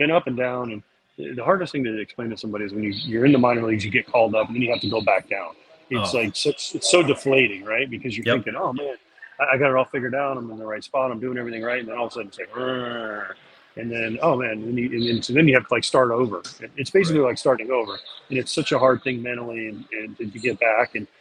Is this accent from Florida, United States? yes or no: yes; Orlando, Florida, United States; I'm from Orlando.